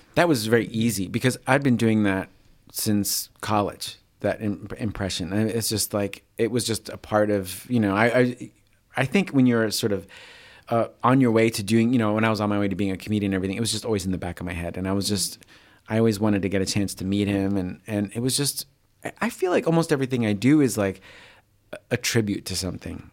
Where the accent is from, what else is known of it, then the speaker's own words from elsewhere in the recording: New York, United States; moved away; I'm originally from the East Coast, from New York, so he reminds me of people from home a little